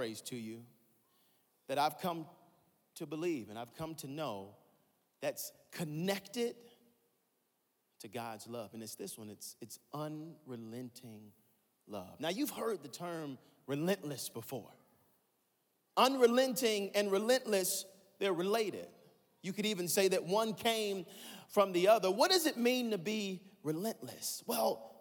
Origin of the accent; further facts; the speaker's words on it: Atlanta, Georgia, United States; I'm from Atlanta, Georgia